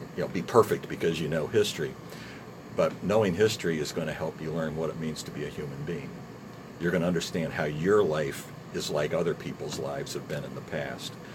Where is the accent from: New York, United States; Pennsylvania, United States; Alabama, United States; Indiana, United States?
Indiana, United States; Bloomington; also born or lived in California; And then we moved to Indiana, it was age six.